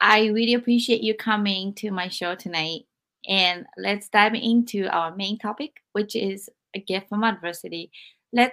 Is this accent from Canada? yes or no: no; Japan; moved away; when I was growing up in Japan